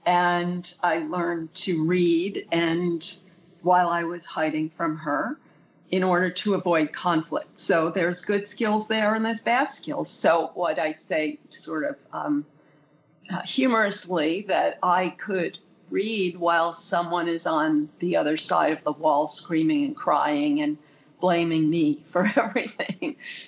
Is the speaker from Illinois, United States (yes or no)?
no; Long Island, New York, United States; also born or lived in Brooklyn; now in California, United States; Long Island, New York. I was born in Brooklyn, as it seems like such a huge percentage of the population was. And I lived in New York until I moved to California later on.